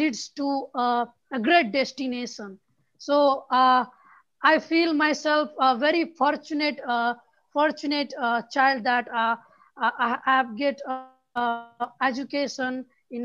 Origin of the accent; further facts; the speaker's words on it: Nepal; I'm from Nepal